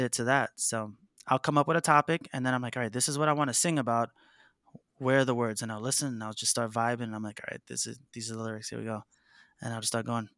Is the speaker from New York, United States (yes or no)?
yes; New York City, New York, United States; I grew up in Harlem, New York City, um, surrounded by, like, rappers growing up